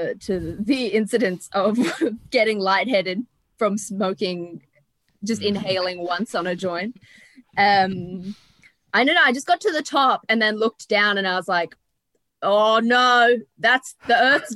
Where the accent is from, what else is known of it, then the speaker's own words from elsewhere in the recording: Toowoomba, Queensland, Australia; Queensland. Represent the womb.